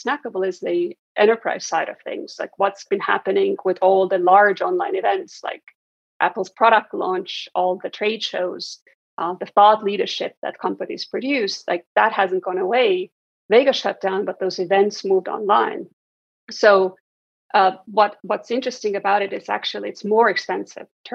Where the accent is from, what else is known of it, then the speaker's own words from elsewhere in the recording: Estonia; moved away; Originally, I'm from Estonia, and I was fortunate as a kid to grow up at a time when a really transformative change was happening in Estonia